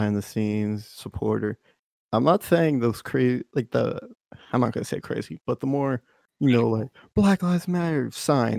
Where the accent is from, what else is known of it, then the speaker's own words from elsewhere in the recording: Texas, United States; I'm from Texas